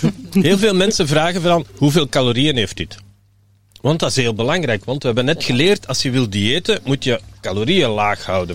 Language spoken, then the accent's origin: Dutch; Belgium; We zijn Belgen en we blijven Belgen